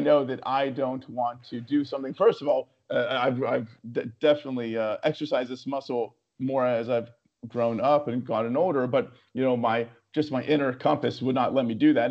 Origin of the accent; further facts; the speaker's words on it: West Virginia, United States; moved away; also born or lived in New York City; I'm born and raised in West Virginia